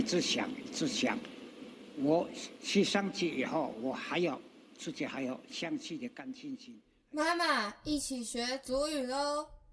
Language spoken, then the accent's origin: Chinese; Taiwan; 从小在部落看到这个结婚的习俗